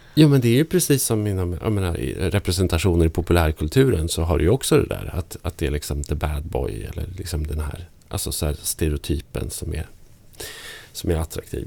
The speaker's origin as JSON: {"language": "Swedish", "region": "Norrland", "country": "Sweden", "said": "Peter Stormare som, ja. som jag kommer från samma by som"}